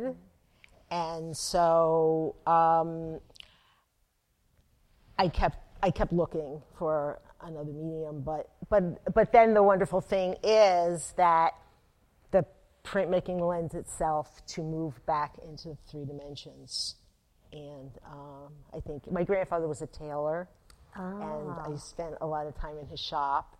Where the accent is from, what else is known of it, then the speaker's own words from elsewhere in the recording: Atlantic City, New Jersey, United States; I grew up in Atlantic City, and I worked at Louis's Artist Village on the boardwalk